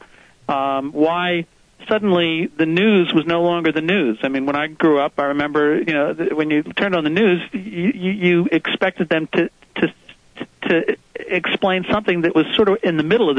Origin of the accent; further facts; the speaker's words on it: Northeast, United States; growing up in the Northeast